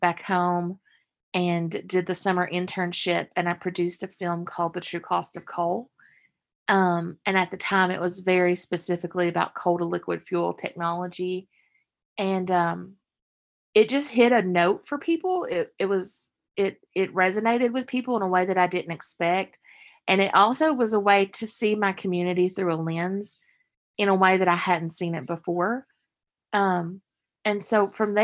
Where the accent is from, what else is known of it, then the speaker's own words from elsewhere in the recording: Letcher County, Kentucky, United States; I grew up in Letcher County, Kentucky